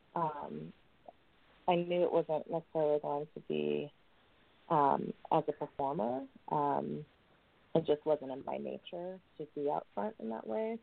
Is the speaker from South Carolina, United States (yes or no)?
no; New York City, New York, United States; I grew up in New York City